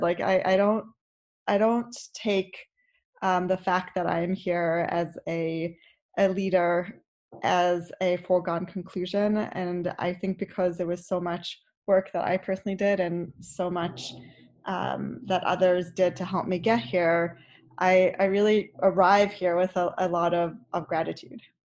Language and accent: English; South Africa; moved away; I grew up in South Africa, and so being Orthodox was what South Africans did